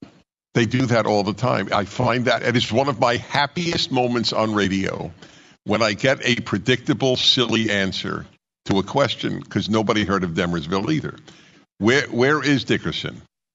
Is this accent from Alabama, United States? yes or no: no; California, United States; now in Washington, D.C., United States; I came from California too. But coming to Washington, D.C. from California, there's no change in terms of liberty.